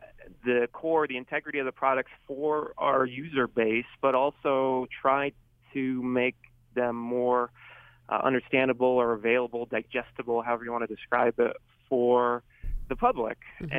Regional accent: Irving, Texas, United States; I learned that very quickly growing up, especially growing up in Irving, Texas, where there isn't a huge Italian population.

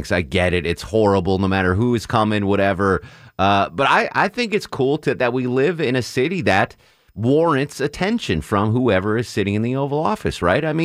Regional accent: Torrington, Connecticut, United States; now in Atlanta, United States; I'm from Torrington, Connecticut.

